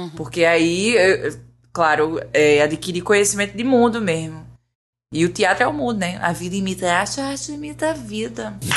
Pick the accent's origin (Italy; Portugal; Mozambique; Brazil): Brazil; Igarassu, Pernambuco; moved away as an adult; also born or lived in Recife; now in Rio de Janeiro, Brazil; Eu sou de Igaraçu, que é uma cidade que é mais ou menos a 30 a 40 quilômetros da, da universidade em Recife